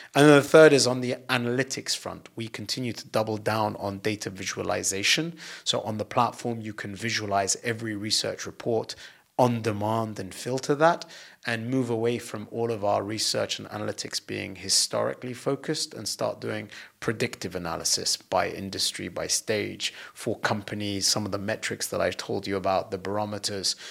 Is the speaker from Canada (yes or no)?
no; United Kingdom; moved away; being British and having left the U K